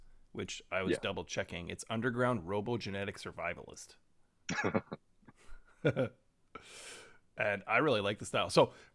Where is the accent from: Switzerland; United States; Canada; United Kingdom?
Canada; I'm Canadian